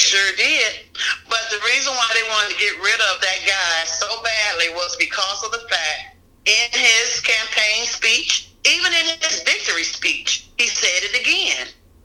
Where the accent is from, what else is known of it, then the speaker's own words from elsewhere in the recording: Montgomery, Alabama, United States; moved away as an adult; now in Columbus, United States; because I'm not from Columbus, Georgia. I'm from Montgomery, Alabama.